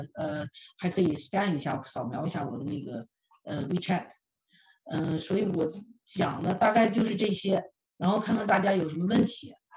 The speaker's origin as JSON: {"language": "Chinese", "region": "Northeast China", "country": "China", "moved": "as an adult", "lives_now": "Canada", "said": "我是东北人哈，就说这话叫捡漏儿，我是经常捡漏儿"}